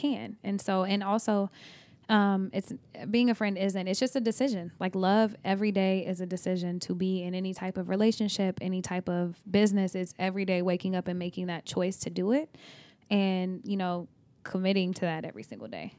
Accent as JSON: {"language": "English", "region": "Oklahoma", "country": "United States", "also_born_or_lived": "Texas", "moved": "yes", "lives_now": "California, United States", "said": "I am from Oklahoma, but I also lived in Texas."}